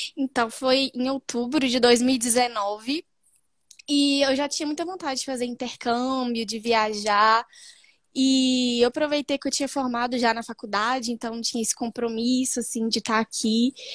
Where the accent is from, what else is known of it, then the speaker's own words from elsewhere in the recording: Belo Horizonte, Minas Gerais, Brazil; sou de Belo Horizonte